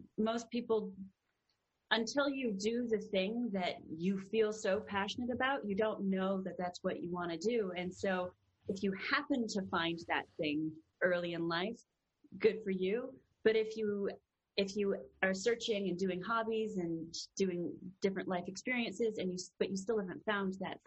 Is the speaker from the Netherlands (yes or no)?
no; Canada; now in Los Angeles, United States; being Canadian